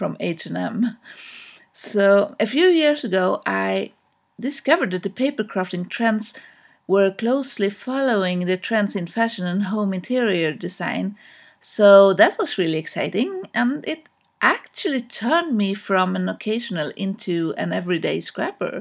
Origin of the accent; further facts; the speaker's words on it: Stockholm, Stockholm County, Sweden; from Stockholm, Sweden